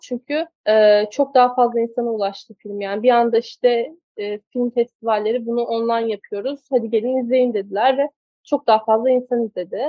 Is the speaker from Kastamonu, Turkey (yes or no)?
yes; Kastamonu, Turkey; Ben Kastamonu'da doğdum, büyüdüm.